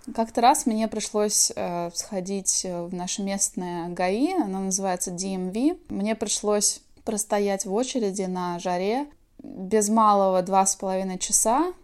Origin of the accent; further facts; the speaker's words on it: Svetlogorsk, Kaliningrad Oblast, Russia; moved away as an adult; now in California, United States; я родилась в Светлогорске, Калининградская область